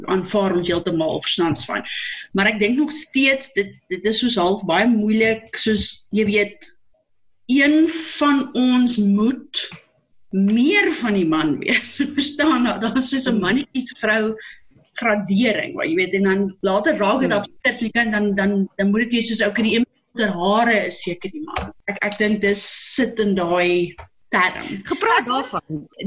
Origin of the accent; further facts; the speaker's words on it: Free State, South Africa; ek weet nou nie maar waar ek in die Vrystaat groot geword het.